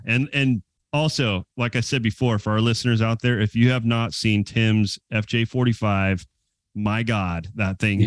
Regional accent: California, United States; moved away as an adult; also born or lived in Prescott, Arizona / Big Bear Lake, California; now in Arizona, United States; I was born in in Prescott, Arizona, and then my parents moved us to California, and then I moved back to Arizona three years ago

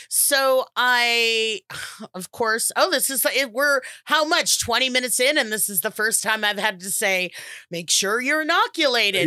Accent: United States; we're American

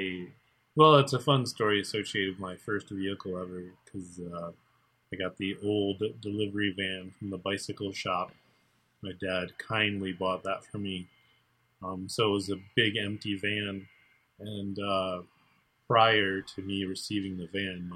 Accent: Muskegon, Michigan, United States; as a child, I grew up in Muskegon

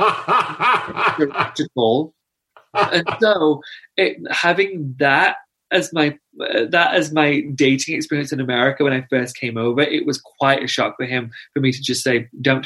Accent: United Kingdom; I'm also British

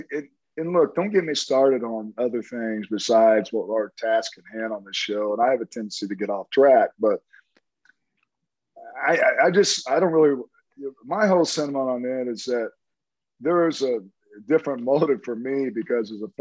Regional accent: Tulsa, Oklahoma, United States; Oral Roberts, I'm from Tulsa, so I know all about Oral Roberts.

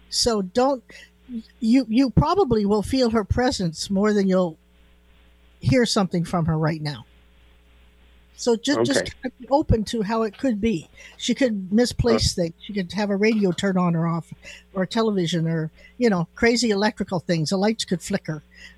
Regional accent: Chelan, Washington, United States; born there; You know, I was born in Chelan, you know.

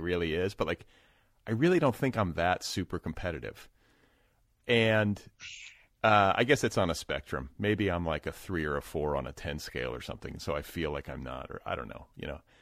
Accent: United States; I'm an American, uh, white guy

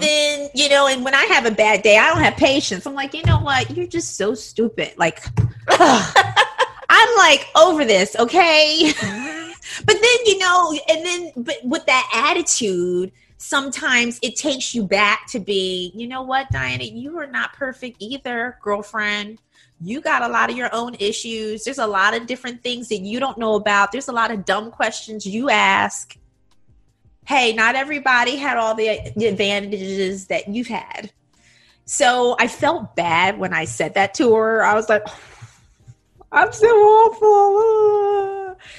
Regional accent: United States; moved away as an adult; now in Taiwan; I grew up in the United States

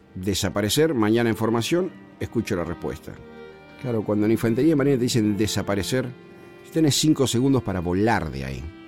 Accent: Buenos Aires, Argentina; Yo soy porteño, nacido en Caballito, criado en San Telmo y hice mi primaria acá en el centro, en la ciudad de Buenos Aires

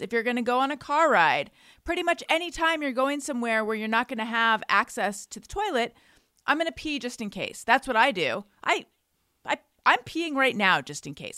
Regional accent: Orange County, California, United States; I'm from Orange County

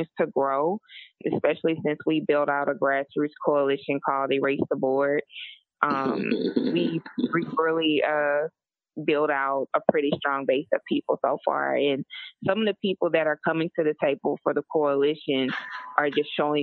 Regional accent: Lake Charles, Louisiana, United States; I'm from Lake Charles, Louisiana. Bloodline started in Southwest Louisiana, and I've had ancestors who were slaves on this land. You know, I'm homegrown.

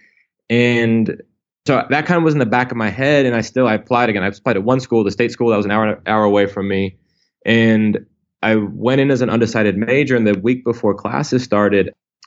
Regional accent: Indianapolis, Indiana, United States; I grew up in Indiana, in Indianapolis.

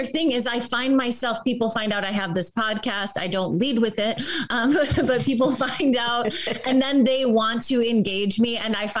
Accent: Chicago, Illinois, United States; now in Los Angeles, United States; I grew up in Chicago and I did improv and comedy there. And then I moved to LA and I do improv and comedy here.

